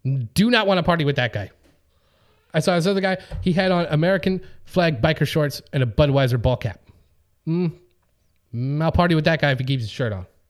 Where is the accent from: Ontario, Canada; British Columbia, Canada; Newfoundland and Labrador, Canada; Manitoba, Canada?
Manitoba, Canada; Winnipeg; now in Los Angeles, United States; I'm from Winnipeg, you know, we have a 100 degree Celsius temperature range between our hottest and coldest day